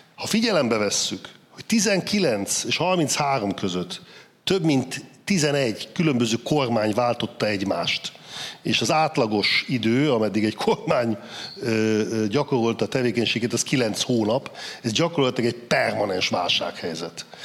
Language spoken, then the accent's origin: Hungarian; Saxony-Anhalt, Germany; én Kelet-Németországban születtem, ott nőttem föl, száz anhal tartományban